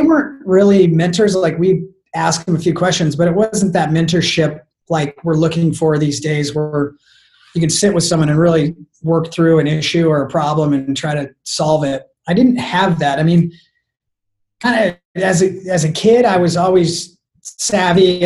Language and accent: English; Arizona, United States; moved away as an adult; now in San Diego, United States; I was from Arizona